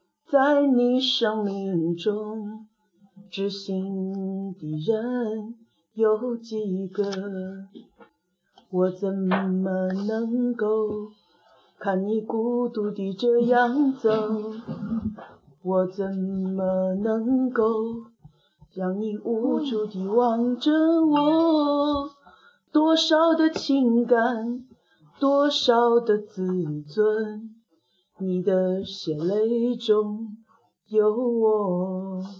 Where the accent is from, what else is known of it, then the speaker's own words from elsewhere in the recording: Huzhou, Zhejiang, China; 作为土生土长的湖州人，我深感惭愧